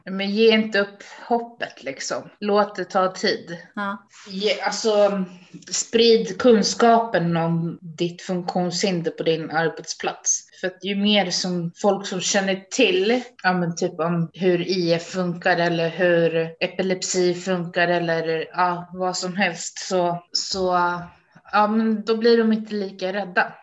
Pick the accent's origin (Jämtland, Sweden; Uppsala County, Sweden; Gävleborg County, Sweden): Uppsala County, Sweden; Uppsala; jag kommer ifrån Uppsala